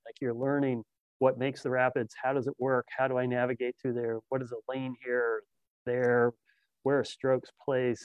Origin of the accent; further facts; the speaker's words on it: Fairfax, Virginia, United States; I grew up in Fairfax